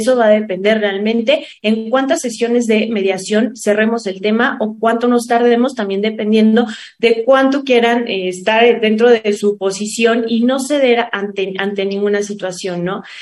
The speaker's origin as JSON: {"language": "Spanish", "country": "Mexico", "said": "que nos caracteriza, que somos los mexicanos"}